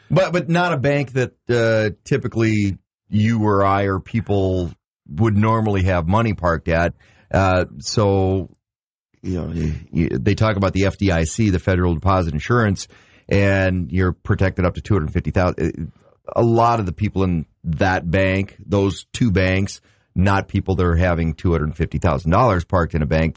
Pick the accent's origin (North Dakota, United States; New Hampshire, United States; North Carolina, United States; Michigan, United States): North Dakota, United States; Grand Forks; growing up in Grand Forks